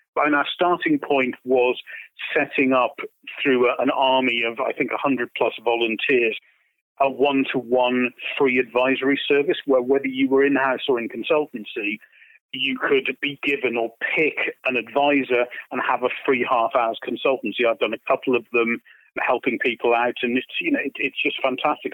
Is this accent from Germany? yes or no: no; United Kingdom; I say this as a Brit